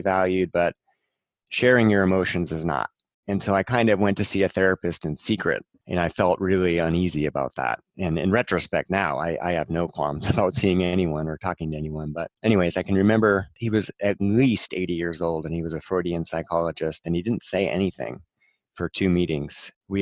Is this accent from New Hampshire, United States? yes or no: yes; New Hampshire, United States; Growing up in New Hampshire in the 80s